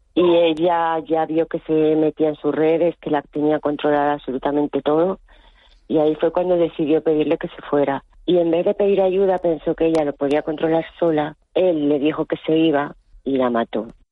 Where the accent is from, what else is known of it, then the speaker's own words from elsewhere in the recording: Canary Islands, Spain; un sitio como Canarias, unas islas como las nuestras